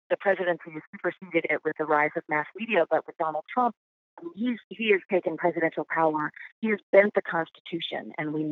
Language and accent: English; Canada; I can't do French, but I'm definitely Canadian when I travel abroad.